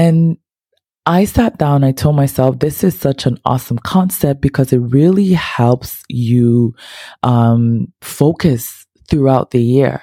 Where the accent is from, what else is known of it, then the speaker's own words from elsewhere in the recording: Ghana; I'm not Haitian, as y'all know, I am so Ghanaian.